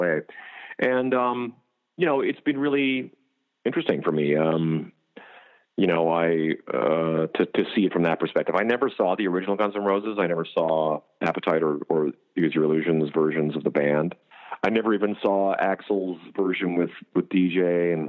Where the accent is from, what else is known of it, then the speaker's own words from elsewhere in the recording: Canada; moved away as an adult; now in United States; I'm from Canada originally. I came down to the States 11 years ago